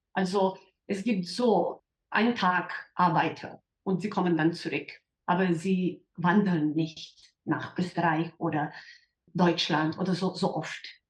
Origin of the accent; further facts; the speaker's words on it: Slovenia; in der Vergangenheit waren wir ein Teil von österreichischer Monarchie